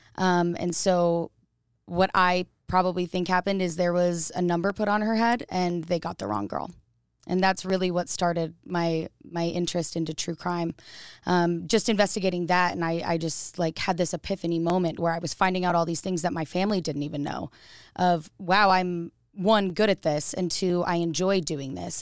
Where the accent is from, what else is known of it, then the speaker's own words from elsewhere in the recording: Boise, Idaho, United States; I'm an Idaho native. Um, I was born in Boise, Idaho